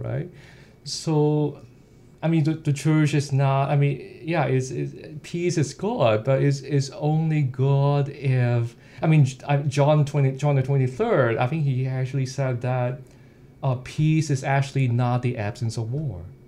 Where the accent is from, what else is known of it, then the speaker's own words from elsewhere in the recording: Hong Kong; moved away as an adult; the eight, first 18 years of my life when I was in Hong Kong